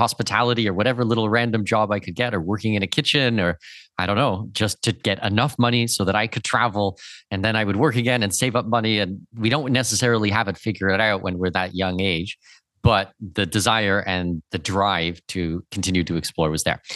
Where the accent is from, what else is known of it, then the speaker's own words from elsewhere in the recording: Southwestern Ontario, Canada; moved away; I was born in Southwestern Ontario